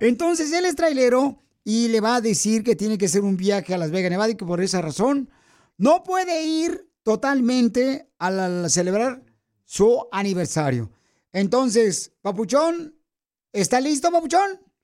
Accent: Mexico; now in United States; nosotros los mexicanos

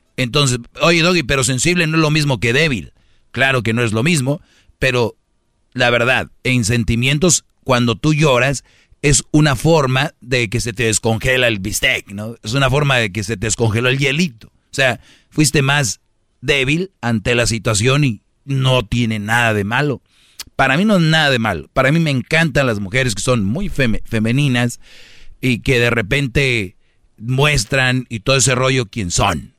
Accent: Monterrey, Nuevo León, Mexico; yo también soy de Monterrey

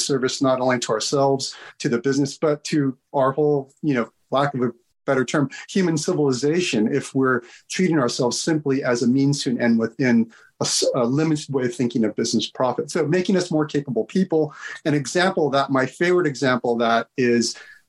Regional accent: United States; moved away; also born or lived in Britain; being an outsider as an American

